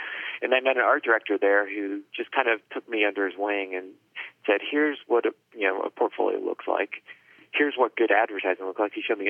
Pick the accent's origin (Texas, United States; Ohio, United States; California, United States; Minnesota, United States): Ohio, United States; Cincinnati; moved away as an adult; also born or lived in Minneapolis; I grew up in Ohio, Cincinnati, Ohio, which is not known for anything other than WKRP and maybe some baseball or something.